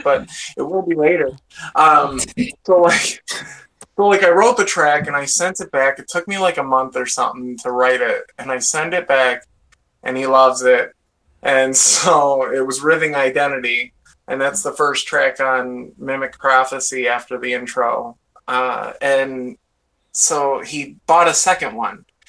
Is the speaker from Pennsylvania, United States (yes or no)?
no; Sterling Heights, Michigan, United States; I'm, from, Metro Detroit. It's a place called Sterling Heights, but uh, just outside of Detroit in Michigan.